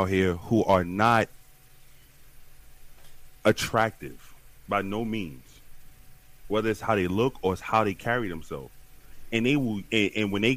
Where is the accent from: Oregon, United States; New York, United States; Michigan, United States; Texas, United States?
New York, United States; New York City; I'm from the South Bronx, born and raised.